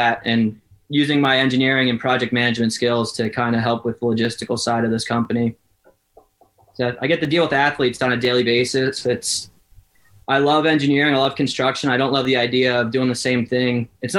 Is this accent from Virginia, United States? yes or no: no; New Jersey, United States; North Jersey.